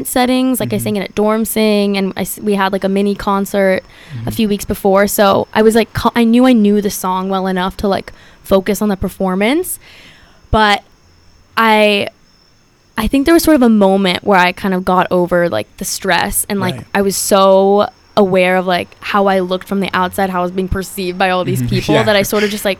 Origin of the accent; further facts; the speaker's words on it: Los Angeles, California, United States; moved away as an adult; now in Charlottesville, United States; I'm from Los Angeles, California, which is far ways away